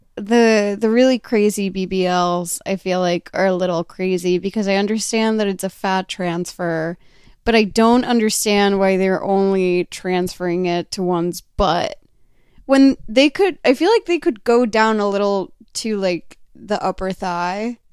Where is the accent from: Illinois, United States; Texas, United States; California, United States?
Texas, United States; moved away; I grew up in Texas where it's incredibly humid